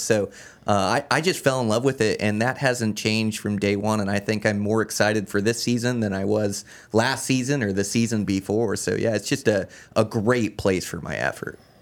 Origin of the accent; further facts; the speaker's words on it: Olympia, Washington, United States; moved away as an adult; now in Montana, United States; I was born and raised in Olympia, Washington